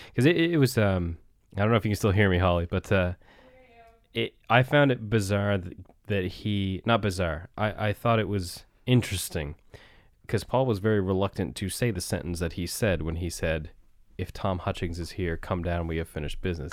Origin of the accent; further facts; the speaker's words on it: Barrington, Nova Scotia, Canada; Barrington's also my hometown